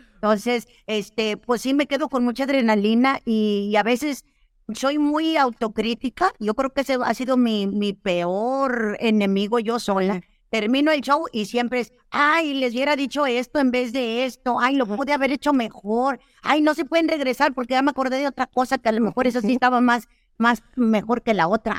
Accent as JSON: {"language": "Spanish", "region": "northern Mexico", "country": "Mexico", "said": "como soy norteña, pues a mí me decían, pues, ah, es arremedar, yo arremedo, así decimos acá en el norte"}